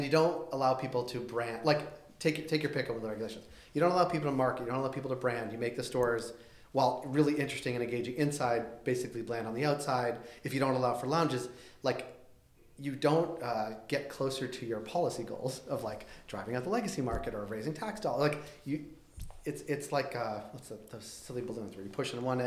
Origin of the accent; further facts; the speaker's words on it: Canada; now in Toronto, Canada; I balance my Canadianism with U.S.